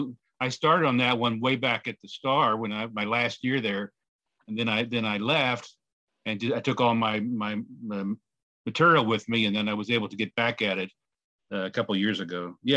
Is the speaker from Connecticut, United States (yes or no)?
no; Kansas City, Missouri, United States; moved away as an adult; now in Washington, D.C., United States; I live in Washington, D.C. I was born in Kansas City, raised in Kansas City.